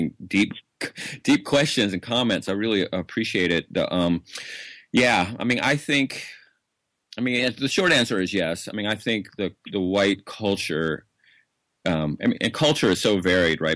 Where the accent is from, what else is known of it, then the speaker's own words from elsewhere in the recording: Atlanta, Georgia, United States; now in Oregon, United States; I'm from Atlanta